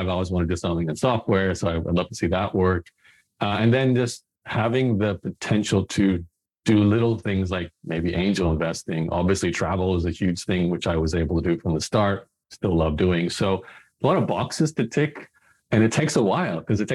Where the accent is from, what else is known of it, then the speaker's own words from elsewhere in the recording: Brisbane, Queensland, Australia; I was born in Australia, in Brisbane